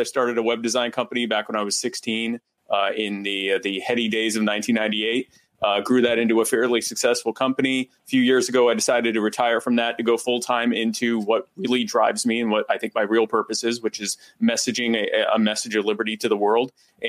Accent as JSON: {"language": "English", "country": "United States", "said": "I'm an American libertarian activist and podcaster"}